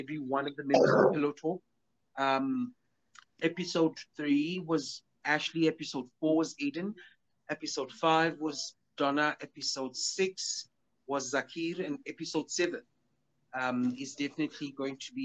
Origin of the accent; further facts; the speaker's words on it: Soweto, Gauteng, South Africa; I was born in Barakwaneth Hospital and I was born in Soweto.